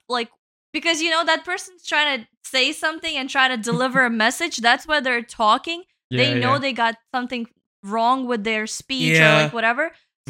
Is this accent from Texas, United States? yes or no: yes; Texas, United States; also born or lived in Brooklyn; So I would say I'm from Texas because me being a little kid, getting picked up to school and from school by my parents, doesn't make me from Brooklyn.